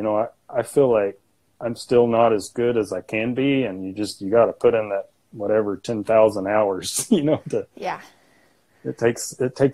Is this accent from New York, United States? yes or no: no; Arkansas, United States; my hometown here.